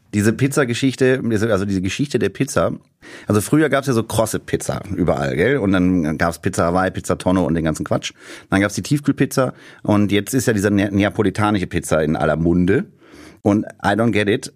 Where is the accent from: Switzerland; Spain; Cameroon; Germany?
Germany; small town near Bonn, North Rhine-Westphalia; moved away as an adult; now in Berlin, Germany; Und mein Nester, mein Kaff, aus dem ich komme, ist sehr nah an Haribo Land Bonn dran